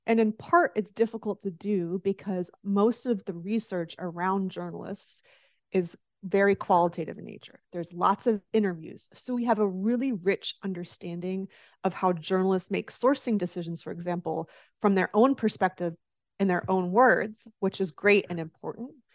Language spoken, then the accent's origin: English; the South, United States; I grew up in the South, and as you well know, football is close to religion in the South